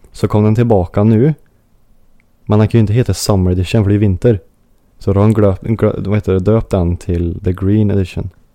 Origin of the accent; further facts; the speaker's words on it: Sweden; som svensk då